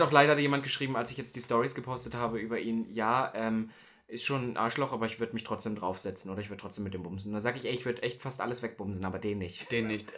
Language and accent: German; Halle, Saxony-Anhalt, Germany; in Halle, wo ich herkomme